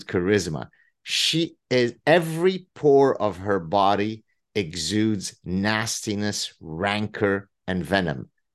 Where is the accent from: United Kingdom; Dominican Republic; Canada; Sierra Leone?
Canada; I'm Canadian